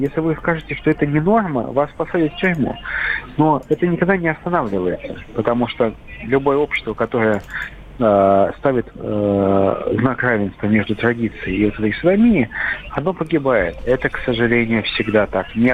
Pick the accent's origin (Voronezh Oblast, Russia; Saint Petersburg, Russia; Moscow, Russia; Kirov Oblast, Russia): Saint Petersburg, Russia; Вот я хоть из Петербурга, у нас «Зенит», все понятно, «Зенит», «СК» и «Йокерит».